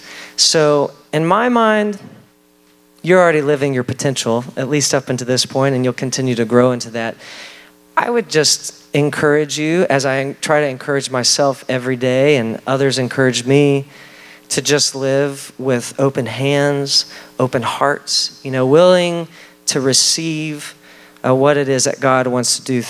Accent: Texas, United States; I grew up in Texas, pretty rural setting in Texas in a little Baptist church

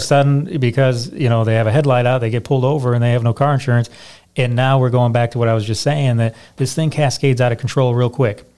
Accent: Michigan, United States; now in Indiana, United States; I'm originally from Michigan

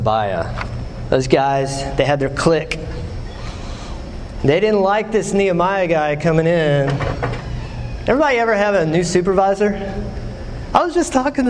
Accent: West Texas, United States; now in Knoxville, United States; I'm from West Texas

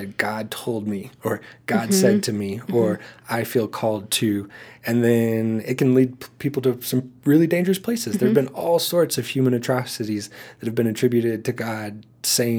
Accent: the Bible Belt, United States; growing up in the Bible Belt

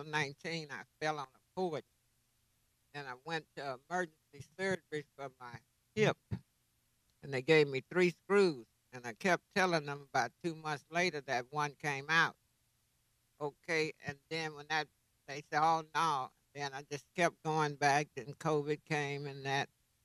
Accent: Schulenburg, Texas, United States; I live in Schulenburg

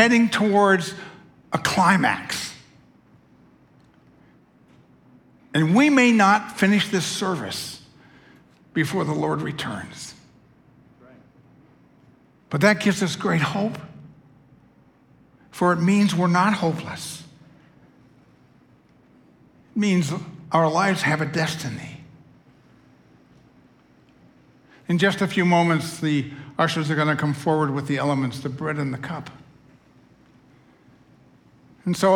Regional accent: United States; I'm an American

